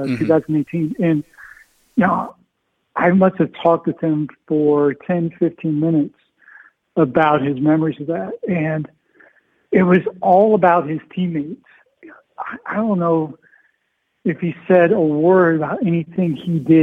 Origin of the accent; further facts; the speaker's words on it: Pennsylvania, United States; moved away; I grew up a Pirates fan because I grew up in Pennsylvania